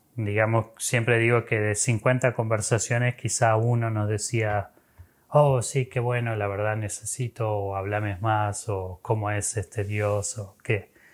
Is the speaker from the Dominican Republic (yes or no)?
no; Argentina; yo me involucré con Crew estando en Argentina, soy argentino